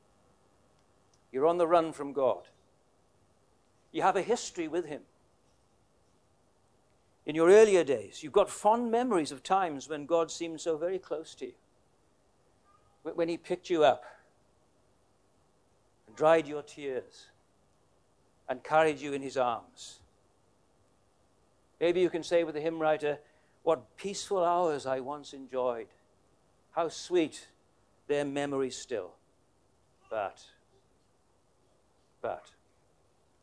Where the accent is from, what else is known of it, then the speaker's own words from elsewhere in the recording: Wales, United Kingdom; moved away as an adult; also born or lived in Queensland, Australia; now in Tasmania, Australia; My wife is, we're both Welsh.